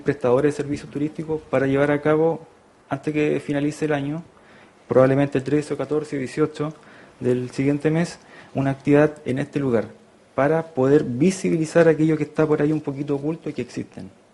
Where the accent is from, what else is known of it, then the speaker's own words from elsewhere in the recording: Constitución, Maule, Chile; moved away as an adult; also born or lived in France / Brazil; yo soy de Constitución acá